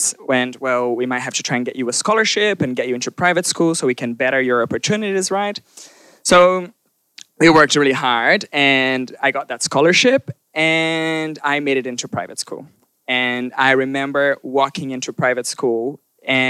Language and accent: English; southern Brazil, Brazil; moved away; I was born in Brazil, and I was born in southern Brazil